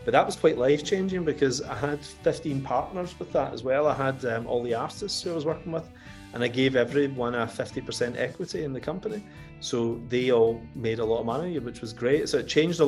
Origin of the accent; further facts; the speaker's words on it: Coatbridge, Scotland, United Kingdom; moved away as an adult; now in England; I grew up in Cote Bridge, you know, in North Lanarkshire, and there was an area in Cote Bridge specifically called Townhead, where I grew up